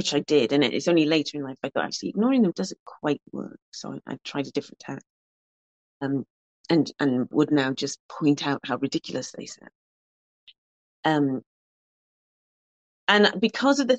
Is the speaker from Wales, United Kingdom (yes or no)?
yes; Cardiff, Wales, United Kingdom; Growing up in Ely, so I wasn't actually born in Ely, I should stress, because somebody might pounce on that, but I was in Ely from when I was 3 months old, more like 10 weeks old.